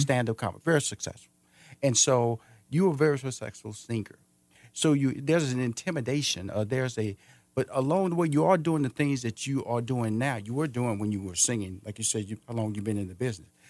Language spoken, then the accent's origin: English; Houston, Texas, United States; moved away as an adult; now in Atlanta, United States; I'm from Houston, Texas. I'm originally from there.